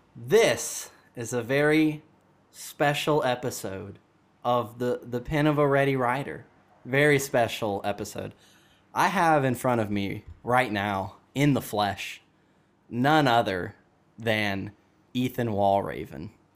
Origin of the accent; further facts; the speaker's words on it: Dallas, Georgia, United States; now in Wisconsin, United States; I'm from Dallas, Georgia as well